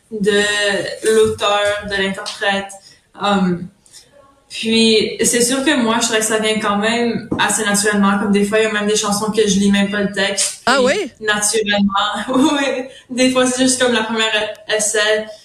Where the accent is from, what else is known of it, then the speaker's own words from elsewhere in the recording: Ontario, Canada; first language French; étant franco-ontarienne, il y a déjà des, des gens qui pensent déjà que je suis anglophone quand je suis vraiment francophone, francophone, c'est ma langue maternelle, c'est le français.